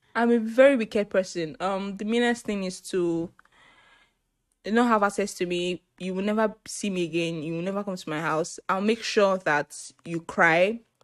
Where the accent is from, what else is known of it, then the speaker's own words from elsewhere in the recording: Nigeria; I'm Nigerian. I'm Igbo, to be precise